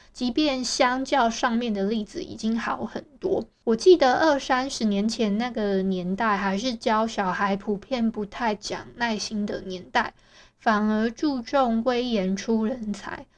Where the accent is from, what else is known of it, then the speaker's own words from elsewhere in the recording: Taiwan; accent: Taiwanese; 我自己觉得我的台湾口音算蛮重的啊